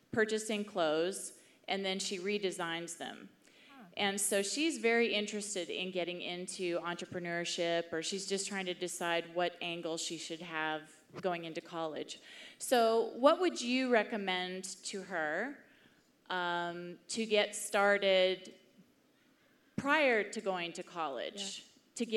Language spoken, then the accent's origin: English; Houston, Texas, United States; I'm from Houston, Texas.